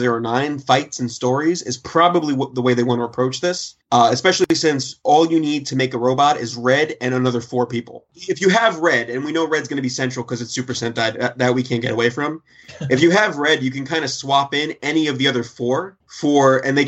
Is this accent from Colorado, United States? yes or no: no; New York, United States; I'm from New York. We don't like trains.